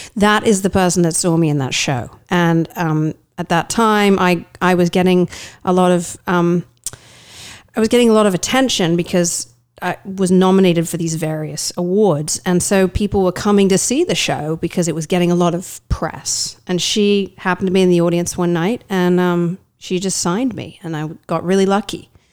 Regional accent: East of England, United Kingdom; moved away as an adult; now in United States; I am from, uh, the east of England

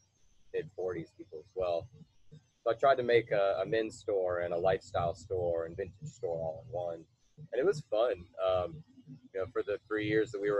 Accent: Lexington, Kentucky, United States; I'm originally from Lexington, Kentucky. Lived here most of my life.

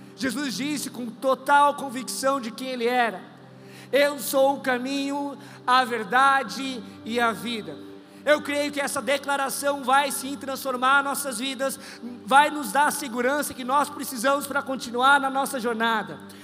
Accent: Brazil; also born or lived in Australia; eu sou brasileiro, neto de baiano

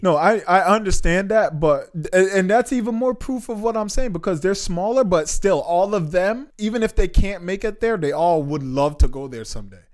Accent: Jamaica; moved away; I'm Jamaican. I haven't been back to Jamaica in a while

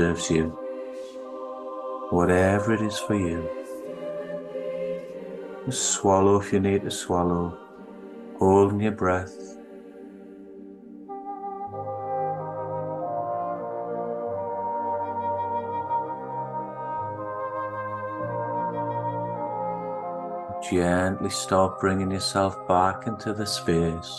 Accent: Newcastle upon Tyne, North East England, United Kingdom; accent: Geordie; moved away; I was born in the UK, born in Newcastle, and what's classed as a Geordie in the northeast of England.

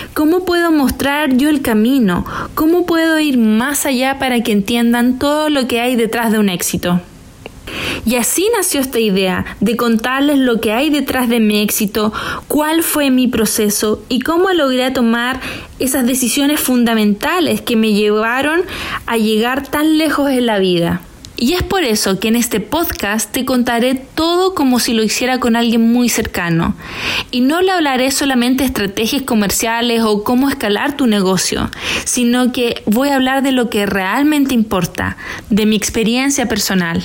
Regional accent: Chile; moved away as an adult; also born or lived in China / Hong Kong; a mi vuelta a Chile en el año 2020

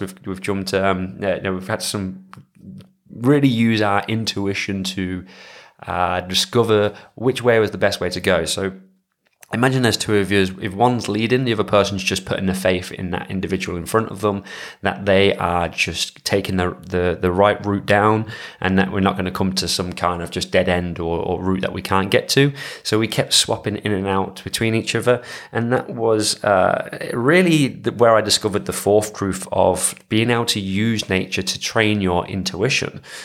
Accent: England, United Kingdom; moved away; being an English person

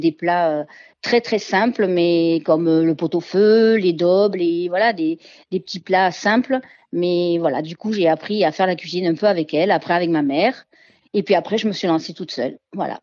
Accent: Marseille, Provence-Alpes-Côte d'Azur, France; also born or lived in Montélimar / Ardèche; je suis née à Montélimar, mais j'ai toujours vécu à Marseille

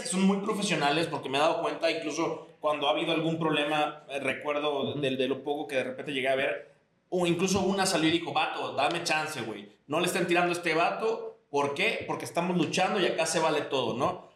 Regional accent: Yucatán, Mexico; Somos de Yucatán, estamos en Yucatán

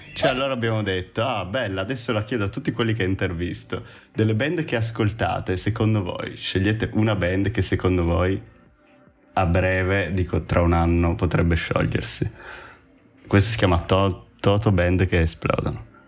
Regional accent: Friuli-Venezia Giulia, Italy; moved away as an adult; now in Ravenna, Italy; io so del Friuli, studio qua a Ravenna

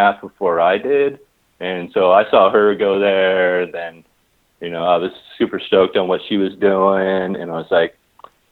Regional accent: Long Beach, California, United States; I grew up in Long Beach, and in our high school, we had regional occupational programs.

